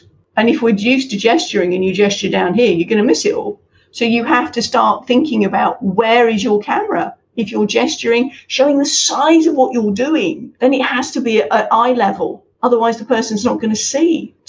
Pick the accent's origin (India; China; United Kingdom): United Kingdom; Now, again, I can say that as a Brit because we were introduced to this, when I was back at university in linguistics